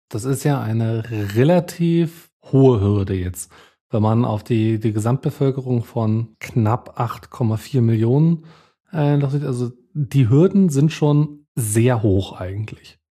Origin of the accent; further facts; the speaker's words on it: Bavaria, Germany; bei uns in Bayern